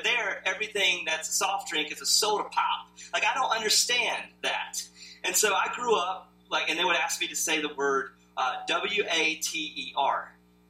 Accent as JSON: {"language": "English", "region": "the South", "country": "United States", "tie": "born or raised there", "said": "So I never, though, understood how much growing up in the South affected me until I lived somewhere else."}